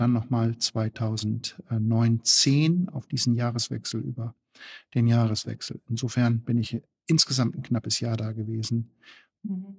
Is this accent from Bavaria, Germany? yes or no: no; East Frisia, Lower Saxony, Germany; now in Gera, Germany; Ich komme ja aus Ostfriesland